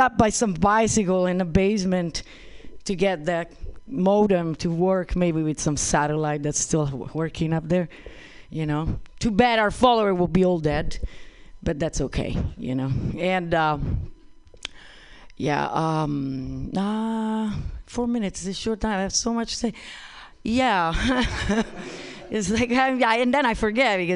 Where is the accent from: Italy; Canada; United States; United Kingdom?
Italy; Rome, Lazio; moved away; I come from this little place in the middle of Europe called Italy. Anybody? I was born in Rome